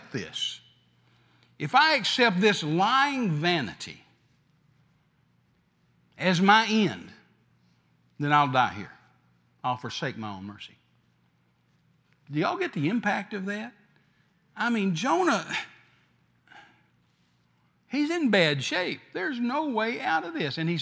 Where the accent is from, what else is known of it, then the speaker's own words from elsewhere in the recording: the South, United States; I'm from the South